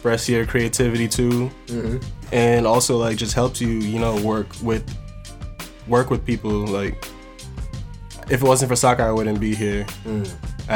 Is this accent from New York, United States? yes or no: yes; Rosedale, New York, United States; also born or lived in Valley Stream, New York; I originally was like growing up in Rosedale